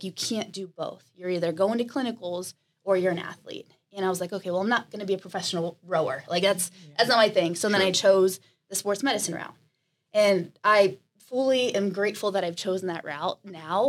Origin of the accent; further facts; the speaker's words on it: Canton, Ohio, United States; moved away as an adult; also born or lived in Columbus, Ohio; I'm from Canton, Ohio, about 2 hours north